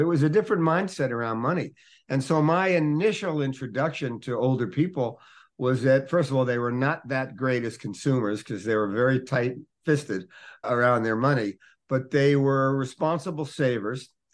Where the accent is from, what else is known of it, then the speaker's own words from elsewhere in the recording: Newark, New Jersey, United States; When I was a little boy, I grew up in Newark, New Jersey